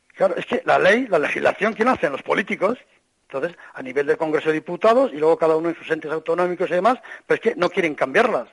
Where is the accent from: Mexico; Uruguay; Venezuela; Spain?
Spain; siendo español